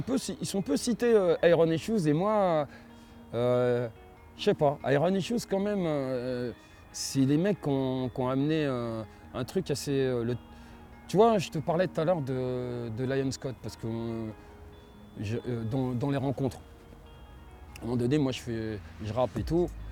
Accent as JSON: {"language": "French", "town": "Vitry-sur-Seine", "region": "Île-de-France", "country": "France", "said": "je viens de Vitry"}